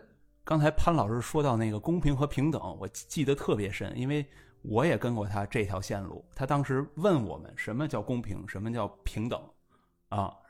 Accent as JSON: {"language": "Chinese", "region": "Shanghai", "country": "China", "said": "让我觉得不光作为一个上海人，甚至作为一个中国人，我们在。"}